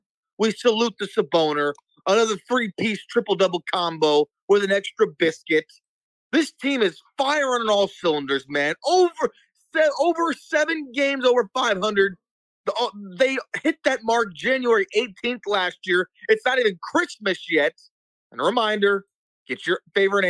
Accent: Sacramento, California, United States; now in East Coast, United States; my hometown

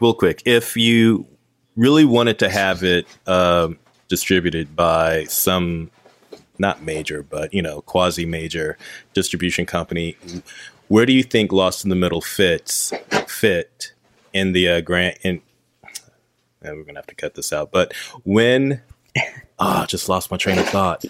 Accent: North Carolina, United States; where I grew up in North Carolina

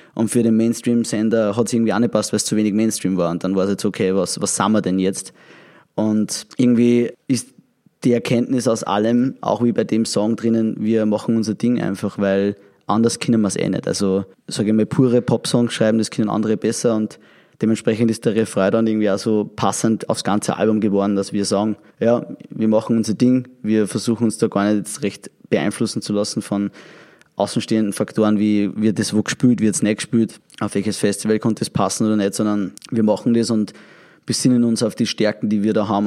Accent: Austria; bei uns in Österreich

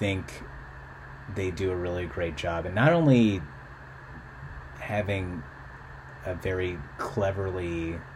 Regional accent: Philippines; now in United States; I was born in the Philippines in the late 80s, and that was a terrible place to be.

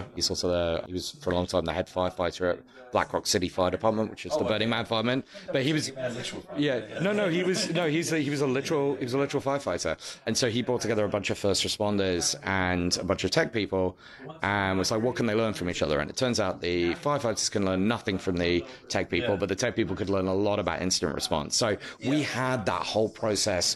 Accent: United Kingdom; as a Brit

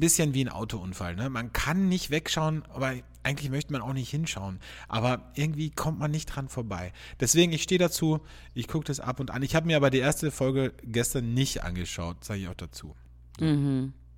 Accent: border region near Slovenia and Italy, Carinthia, Austria; ich bin ja in der Grenzregion aufgewachsen, also n, sehr nahe zu Slowenien und zu Italien

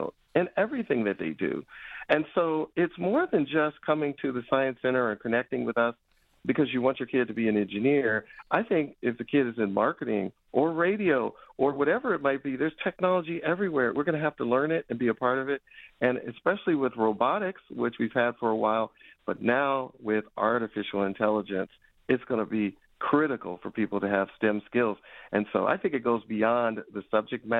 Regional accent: Chicago, Illinois, United States; now in Detroit, United States; as a kid growing up in Chicago, on Chicago's South Side

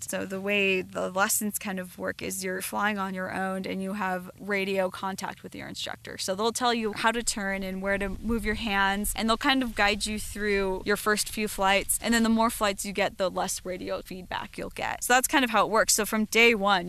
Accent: Southern California, United States; also born or lived in Colorado; growing up in Southern California

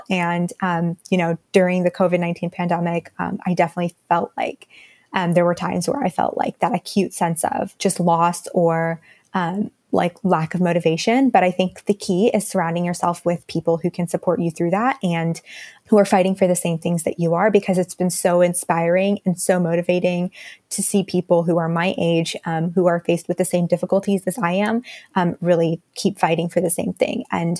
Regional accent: India; So my family is a family of immigrants, and I'm really surrounded by that fact every day. In my hometown right now, in India, there's a lot of the monsoon seasons have been getting worse and worse in the last several years.

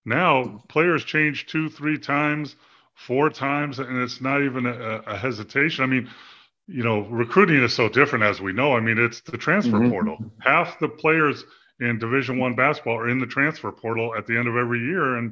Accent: California, United States; moved away; I grew up in California

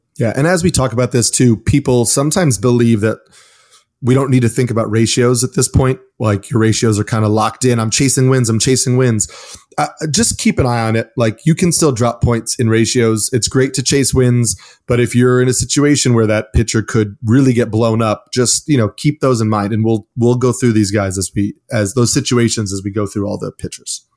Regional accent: New York City, New York, United States; I grew up in New York, played baseball

